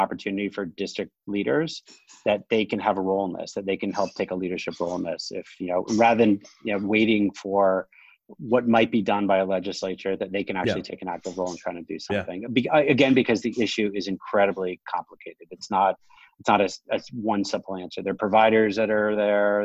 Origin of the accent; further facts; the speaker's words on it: New York City, New York, United States; moved away as an adult; now in New Jersey, United States; I'm from New York City. I moved to New Jersey about 4 or 5 years ago